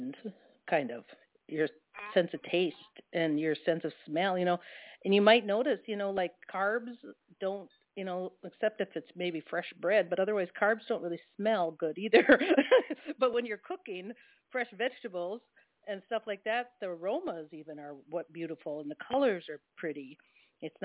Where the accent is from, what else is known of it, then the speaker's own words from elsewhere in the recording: Midwest, United States; I grew up in the Midwest